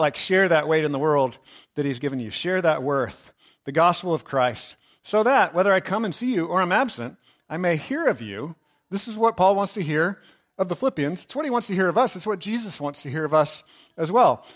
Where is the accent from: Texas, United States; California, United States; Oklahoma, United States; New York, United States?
Texas, United States; I grew up in Texas